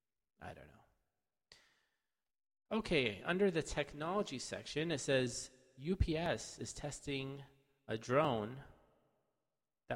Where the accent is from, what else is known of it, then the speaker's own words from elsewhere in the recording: California, United States; I'm from California